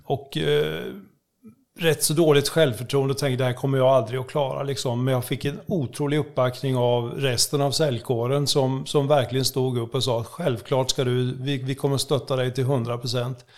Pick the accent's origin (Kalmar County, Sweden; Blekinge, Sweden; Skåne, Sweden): Kalmar County, Sweden; Oskarshamn; Jag är född i Oskarshamn